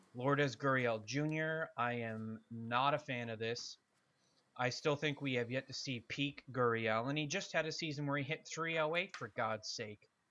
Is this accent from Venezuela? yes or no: no; Canada